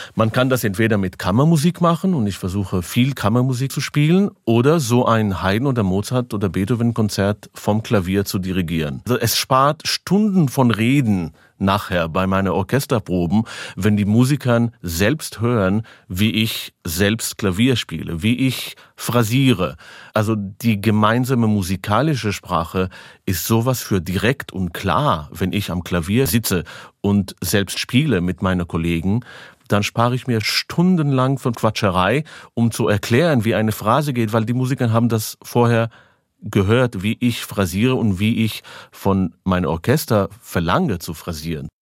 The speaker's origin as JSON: {"language": "German", "country": "Israel", "tie": "born or raised there", "second_language": "German", "said": "Ich bin in Israel geboren, aber 100% Romanian Blood"}